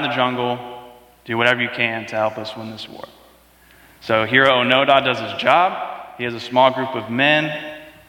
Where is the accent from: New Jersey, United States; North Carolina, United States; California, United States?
North Carolina, United States; We are from North Carolina